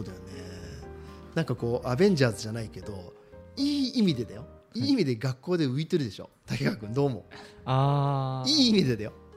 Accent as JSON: {"language": "Japanese", "region": "Shizuoka", "country": "Japan", "said": "私たち静岡人"}